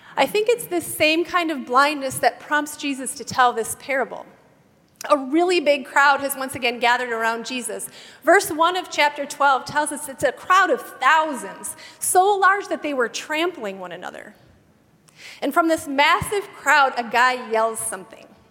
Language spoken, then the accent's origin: English; Wisconsin, United States; Where I grew up in Wisconsin, it was customary in my little school